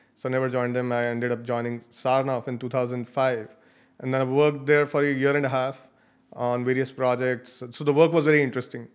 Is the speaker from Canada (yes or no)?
no; Chandigarh, India; I grew up in a city called Ch-, Chandigarh. It's near Delhi.